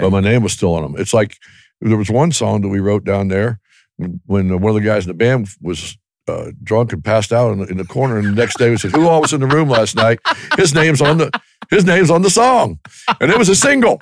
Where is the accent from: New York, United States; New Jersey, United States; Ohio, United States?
Ohio, United States; we were kinda like a Southern rock band, but we're from Ohio